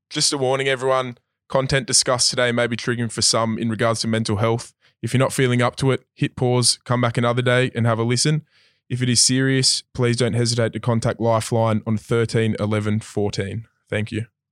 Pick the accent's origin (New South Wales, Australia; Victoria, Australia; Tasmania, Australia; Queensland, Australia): New South Wales, Australia; Sydney; I come from Maroubra East Gardens of, my dad's a builder, so we've always moved in that kind of area